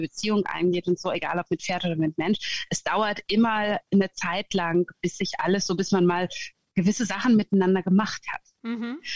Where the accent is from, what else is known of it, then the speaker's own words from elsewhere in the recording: Germany; moved away as an adult; also born or lived in Sweden / Gotland; now in Norway; Ich äh, bin geborene Deutsche, wie du hörst.